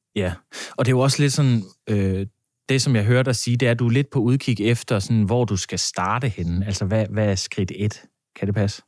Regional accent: Funen, Southern Denmark, Denmark; jeg er godt nok Fynbo

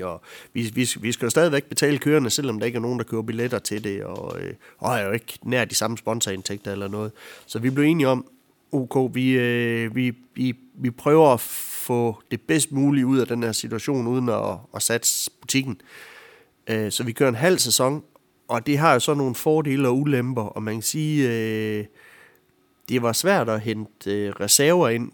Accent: Ansager, Southern Denmark, Denmark; jeg er en sindig vestjyde ude fra Ansager

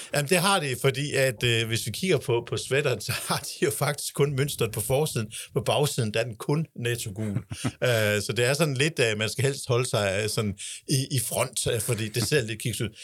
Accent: Denmark; os som danskere

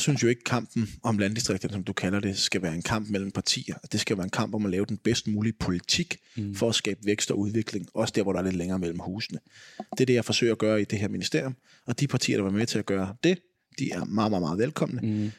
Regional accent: edge of Vestegnen, Capital Region of Denmark, Denmark; now in Greve, Denmark; min dialekt nok afslører, at jeg voksede op på kanten af Vestegn

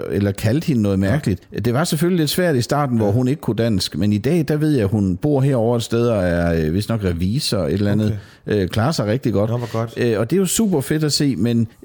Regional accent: Southern Jutland, Southern Denmark, Denmark; I, i Sønderjylland, du... Øh, hvor jeg er fra

